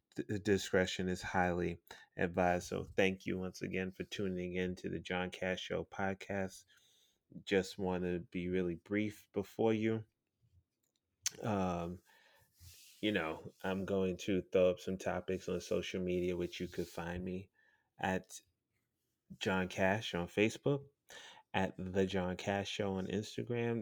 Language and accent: English; New York City, New York, United States; as a New Yorker, born and raised in Brooklyn, goddamn New York